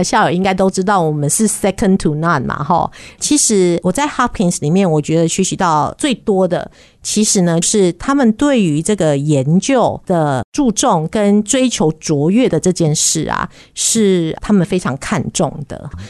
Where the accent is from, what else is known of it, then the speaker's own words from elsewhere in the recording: Vancouver, British Columbia, Canada; 我是从国三的时候啊，家里就移民到加拿大温哥华，所以我是在加拿大长大哈。